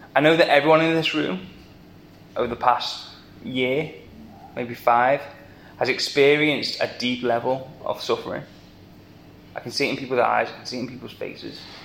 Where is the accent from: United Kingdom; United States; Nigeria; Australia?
United Kingdom; the Wirral, North West England; accent: Scouse; moved away as an adult; now in Liverpool, United Kingdom; I am a plastic scouser. I grew up on the Wirral.